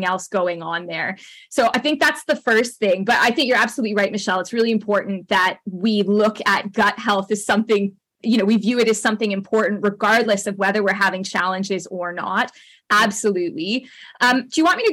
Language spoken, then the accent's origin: English; Canada; accent: Canadian; also born or lived in United Kingdom; my Canadian accent